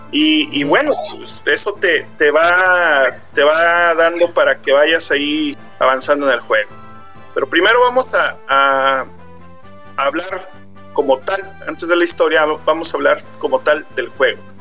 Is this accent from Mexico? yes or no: yes; Mexico; como mexicanos